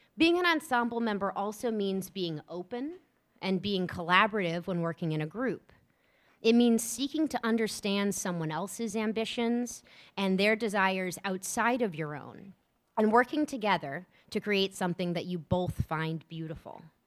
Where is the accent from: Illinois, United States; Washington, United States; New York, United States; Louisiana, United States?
Louisiana, United States; New Orleans; also born or lived in Columbus, Ohio / Atlanta, Georgia; now in Rockville, United States; I'm originally from New Orleans, Louisiana, uh, that will always be my home